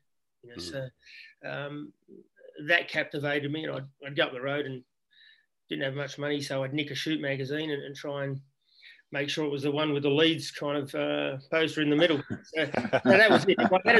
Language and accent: English; Canberra, Australian Capital Territory, Australia; I grew up in Canberra, which was, if you played football, it was Wogball. It was a pretty, Canberra back then wasn't a cool place if you were a migrant